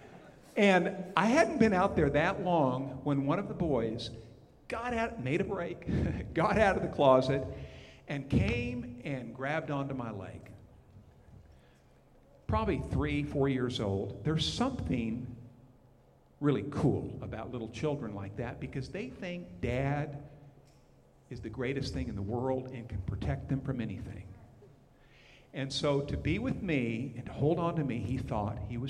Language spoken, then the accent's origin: English; Montana, United States; moved away as an adult; also born or lived in Texas / Oklahoma; I'm from Montana, but we served, Paula and I did, in Texas for a number of years in Oklahoma